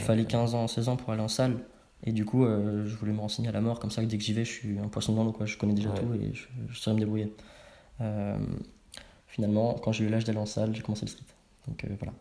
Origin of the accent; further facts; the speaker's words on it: Savigny-le-Temple, Île-de-France, France; Je viens de banlieue parisienne. Ok. Savigny-le-Temple